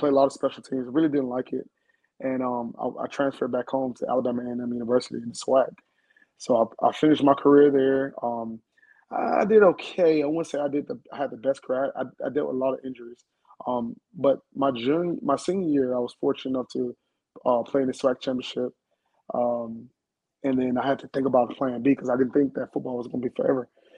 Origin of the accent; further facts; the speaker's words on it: Bermuda; also born or lived in Huntsville; now in United States; So I'm from the islands. I don't know if you know that or not. I'm from Bermuda.